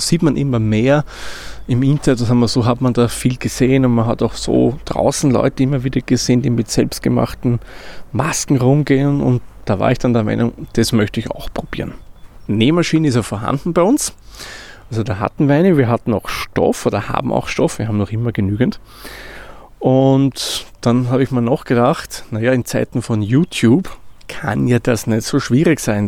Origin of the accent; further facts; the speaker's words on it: Austria; wie man bei uns in Österreich sagt